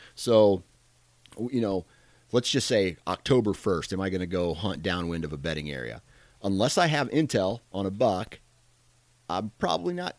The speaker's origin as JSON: {"language": "English", "region": "Iowa", "country": "United States", "said": "I am from Iowa."}